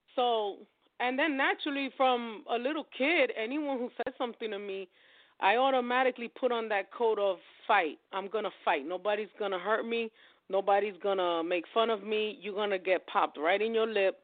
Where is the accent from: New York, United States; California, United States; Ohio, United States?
New York, United States; I'm from New York